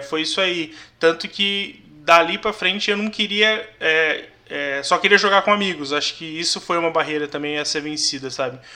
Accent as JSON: {"language": "Portuguese", "town": "São José dos Campos", "region": "São Paulo", "country": "Brazil", "tie": "born or raised there", "said": "Eu sou nascido e criado aqui em São José"}